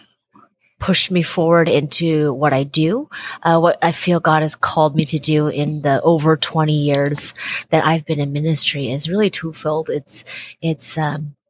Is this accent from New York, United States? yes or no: no; Seattle, Washington, United States; I was born and raised in Seattle, Washington